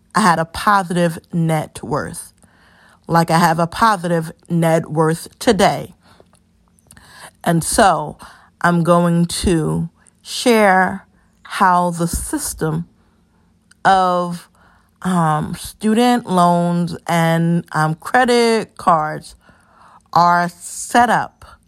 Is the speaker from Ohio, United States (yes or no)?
no; New York City, New York, United States; also born or lived in North Carolina; Born and raised in the Bronx